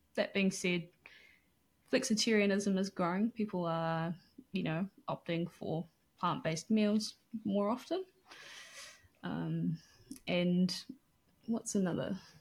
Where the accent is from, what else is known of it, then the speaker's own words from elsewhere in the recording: Auckland, New Zealand; also born or lived in Manawatu; I grew up in West Auckland